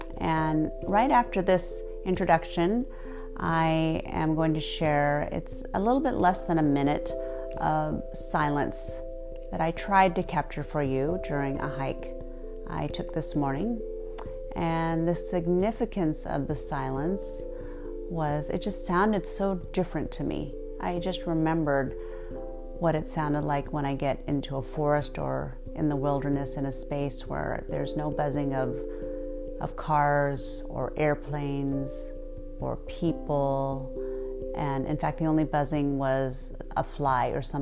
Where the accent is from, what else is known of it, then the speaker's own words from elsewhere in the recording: Port Angeles, Washington, United States; moved away; I am recording this for you from my hometown of Port Angeles, Washington.